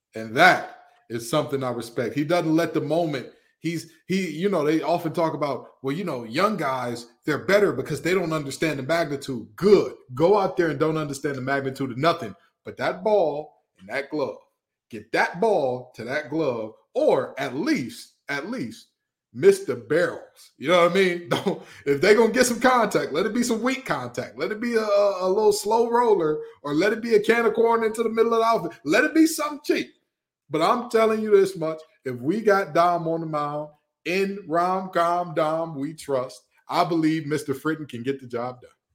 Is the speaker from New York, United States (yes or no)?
no; Detroit, Michigan, United States; I'm from the west side of Detroit, Michigan